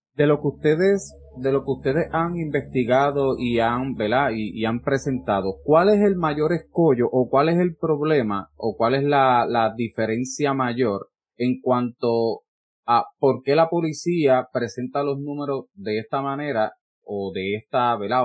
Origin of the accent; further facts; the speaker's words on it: Peñuelas, Puerto Rico; yo soy de Peñuela